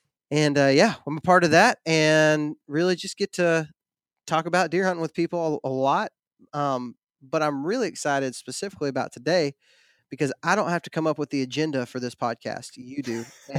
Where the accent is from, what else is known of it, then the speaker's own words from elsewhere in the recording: Texas, United States; also born or lived in Georgia / Alabama; Like you said, I live in like North Alabama. I'm from Texas, kind of lived all over the place.